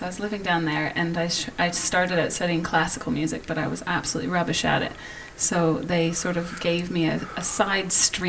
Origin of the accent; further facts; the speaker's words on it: Dundas, Ontario, Canada; moved away as an adult; now in United Kingdom; Yes, I'm from Canada. I grew up near Toronto in a little place called Dundas, Ontario.